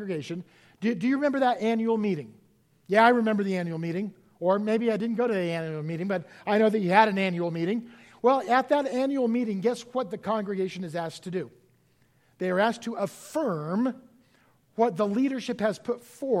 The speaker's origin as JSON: {"language": "English", "country": "United States"}